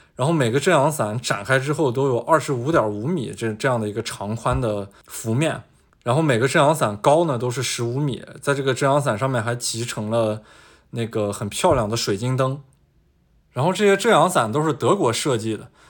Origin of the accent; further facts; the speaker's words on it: Taiyuan, Shanxi, China; moved away; also born or lived in Beijing; 我的老家是山西太原